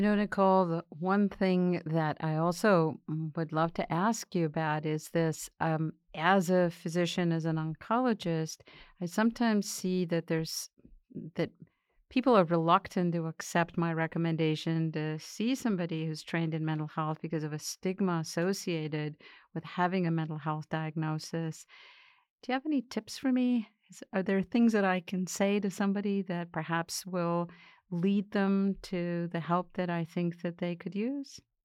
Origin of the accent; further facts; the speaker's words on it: Argentina; moved away; I grew up in Argentina, and my father was Austrian